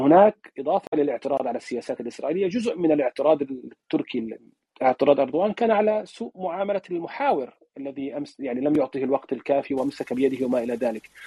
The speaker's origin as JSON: {"language": "Arabic", "country": "Palestine", "moved": "yes", "lives_now": "Turkey", "said": "انا لا اتحدث بها كفلسطيني"}